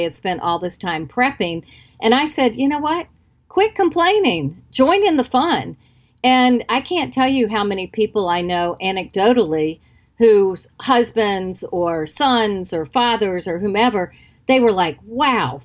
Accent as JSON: {"language": "English", "region": "North Carolina", "country": "United States", "tie": "born or raised there", "said": "I grew up in North Carolina."}